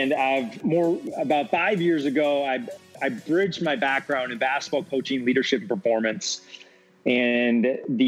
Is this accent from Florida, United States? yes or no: no; Wisconsin, United States; moved away as an adult; now in Los Angeles, United States; Growing up in Wisconsin